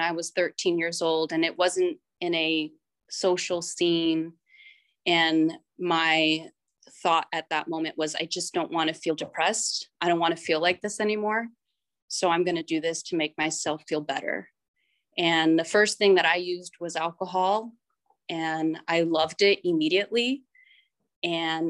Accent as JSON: {"language": "English", "region": "Northern California", "country": "United States", "tie": "born or raised there", "said": "I'm from Northern California, and I actually grew up in a small town"}